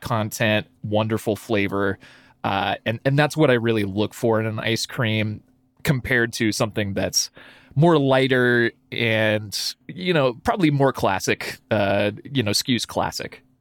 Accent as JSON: {"language": "English", "town": "Lewiston", "region": "Idaho", "country": "United States", "tie": "born or raised there", "moved": "yes", "lives_now": "Boise, United States", "said": "spoiled growing up in Lewiston"}